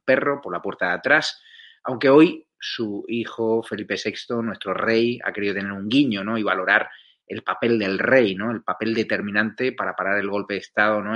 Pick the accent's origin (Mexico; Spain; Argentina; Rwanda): Spain; yo como español